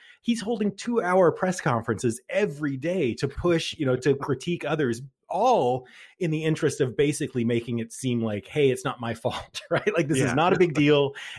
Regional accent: Southern United States, United States; I've also been to a WWE match in my life because I was raised in the South.

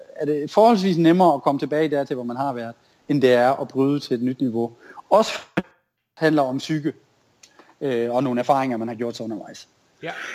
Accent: Tinglev, Southern Denmark, Denmark; jeg er jo opvokset i Tinglev

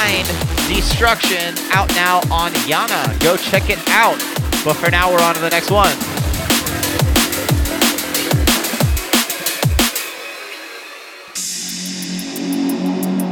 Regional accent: Florida, United States; moved away; I'm from Florida originally

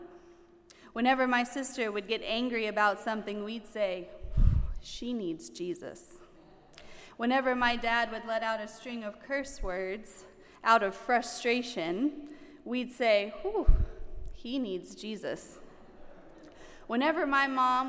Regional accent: the South, United States; I grew up in the South, and down South, we have lots of colorful phrases

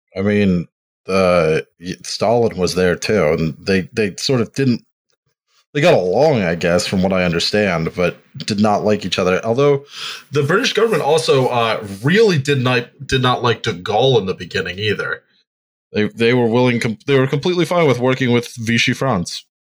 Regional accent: Central Pennsylvania, United States; I grew up in Central Pennsylvania

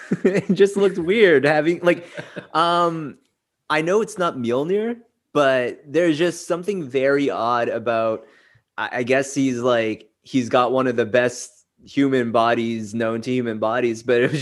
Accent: Toronto, Ontario, Canada; we're all from Toronto

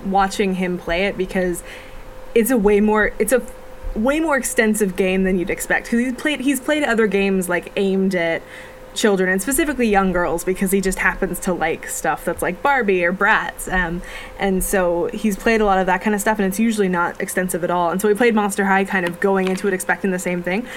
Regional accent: Canada; We're from Canada.

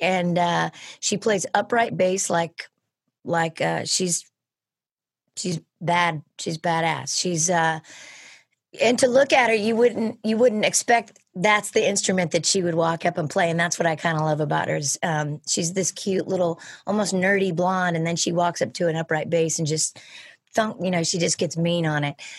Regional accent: Sonoma County, California, United States; born and raised in Sonoma County, California

